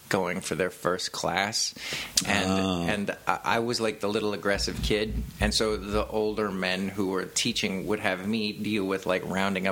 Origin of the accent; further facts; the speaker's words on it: Huntington Beach, California, United States; also born or lived in Hollywood; I grew up in Huntington Beach